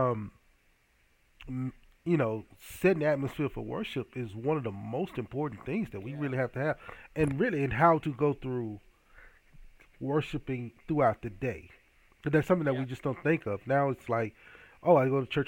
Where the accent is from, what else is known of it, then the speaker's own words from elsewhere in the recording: Hattiesburg, Mississippi, United States; my hometown of Hattiesburg, Mississippi